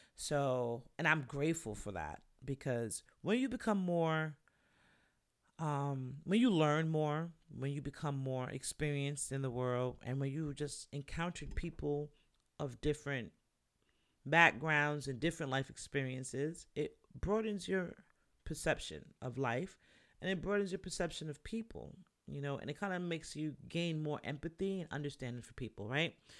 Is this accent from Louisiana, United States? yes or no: no; New York, United States; also born or lived in Jamaica; I'm a New Yorker